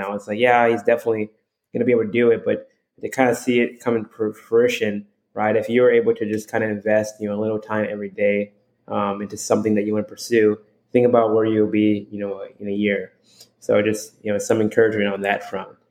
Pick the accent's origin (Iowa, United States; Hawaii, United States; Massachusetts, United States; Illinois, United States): Hawaii, United States; moved away as an adult; also born or lived in Texas; I'm from Hawaii